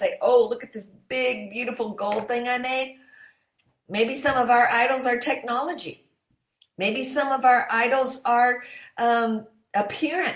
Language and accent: English; Michigan, United States; my home state of Michigan